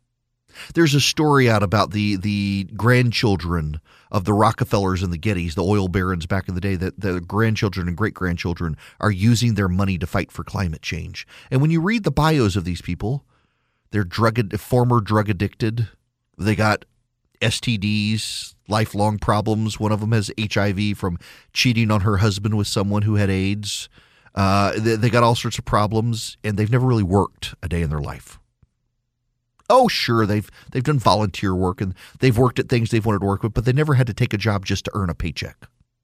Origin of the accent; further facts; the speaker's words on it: Louisiana, United States; also born or lived in Dubai, United Arab Emirates; But I moved home to rural Louisiana. Rural Louisiana. Until recently, the town I grew up in had no stoplight. I graduated from public school in rural Louisi